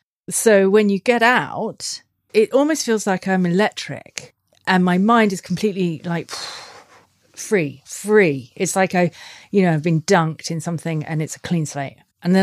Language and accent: English; Australia; And I've always swum, being an Aussie.